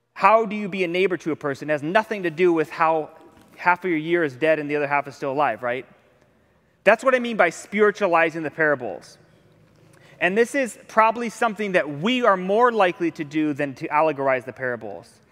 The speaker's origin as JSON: {"language": "English", "region": "Ohio", "country": "United States", "moved": "yes", "lives_now": "Hawaii, United States", "said": "I'm from Ohio"}